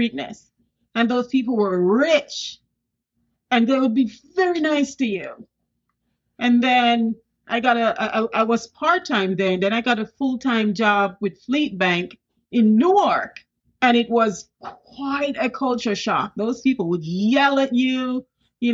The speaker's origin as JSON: {"language": "English", "region": "Saint Thomas", "country": "Jamaica", "tie": "born or raised there", "also_born_or_lived": "Kingston, Jamaica", "moved": "as an adult", "lives_now": "United States", "said": "I was born in Kingston, but I came of age in the rural area, St. Thomas"}